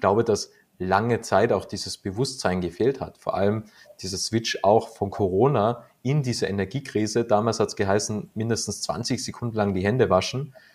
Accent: Austria; bei uns in Österreich

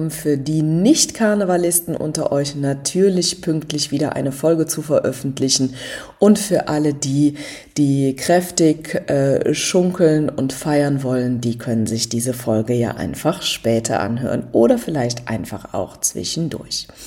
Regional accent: Rhineland, Germany; Ich bin selber auch aus dem Rheinland

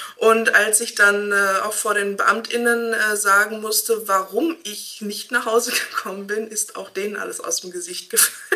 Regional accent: Hamm, North Rhine-Westphalia, Germany; ich komme aus Hamm

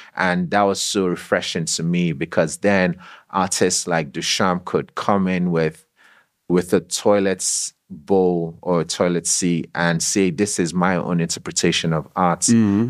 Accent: Nigeria; growing up in Nigeria, going to a secondary school there

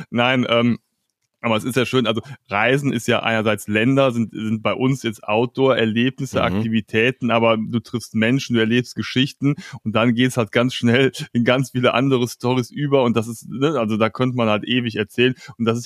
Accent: Cologne, North Rhine-Westphalia, Germany; also born or lived in Barcelona; ich bin Kölner, Original

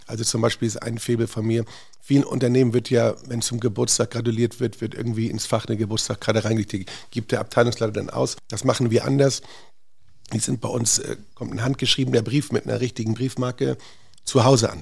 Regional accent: Northern Germany, Germany; now in Hamburg, Germany; als Norddeutscher

